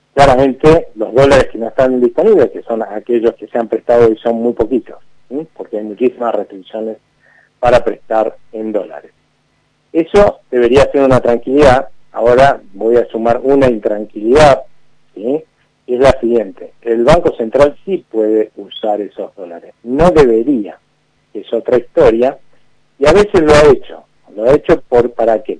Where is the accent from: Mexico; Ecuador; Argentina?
Argentina